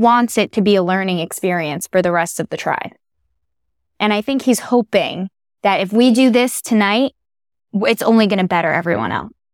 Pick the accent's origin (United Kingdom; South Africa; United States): United States; New Haven, Connecticut; I grew up in New Haven, Connecticut